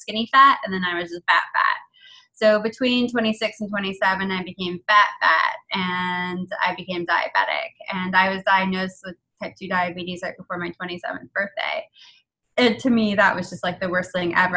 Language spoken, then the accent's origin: English; Canada; I'm Canadian. I'm like 8th generation Canadian, but my heritage is Irish and Italian